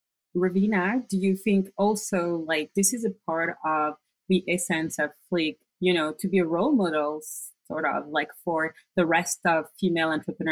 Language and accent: English; France; moved away; I'm originally from France